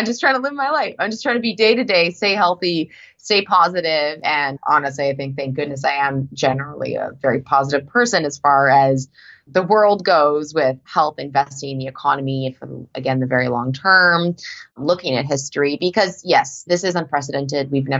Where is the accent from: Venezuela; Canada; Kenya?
Canada; moved away as an adult; now in United States; I'm actually a Canadian that's only recently full-time moved to the US.